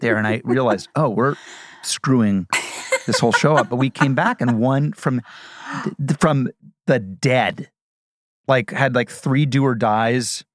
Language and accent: English; Midwest, United States; moved away; I'm from the Midwest